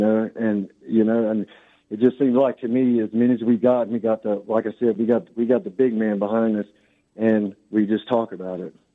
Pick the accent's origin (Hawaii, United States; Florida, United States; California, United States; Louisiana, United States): Louisiana, United States; Lake Charles; I'm from Lake Charles, Louisiana.